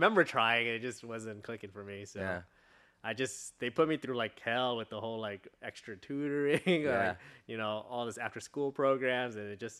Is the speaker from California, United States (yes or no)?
yes; Long Beach, California, United States; I was born here, pretty much, in California, Long Beach. And then I pretty much stayed in OC the whole time.